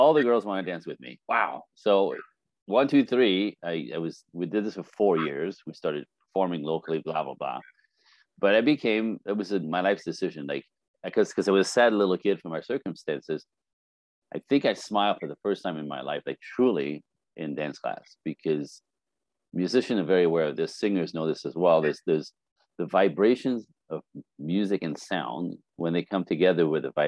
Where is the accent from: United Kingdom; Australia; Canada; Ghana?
Canada; moved away as an adult; now in Los Angeles, United States; I'm Canadian